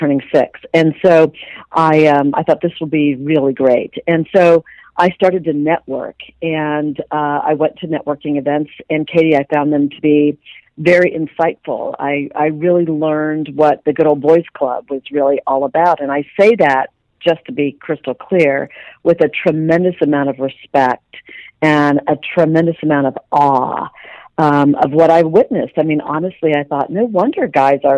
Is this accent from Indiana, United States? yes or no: no; Dayton, Ohio, United States; now in Dallas, United States; I was a small town girl born and raised in Dayton, Ohio.